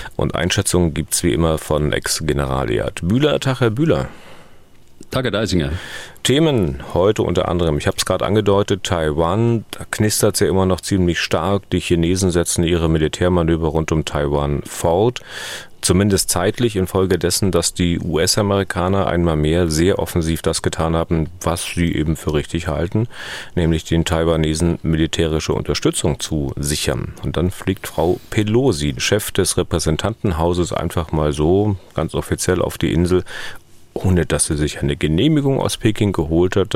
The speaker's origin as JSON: {"language": "German", "region": "East Germany", "country": "Germany", "said": "ich in Ostdeutschland, in der DDR"}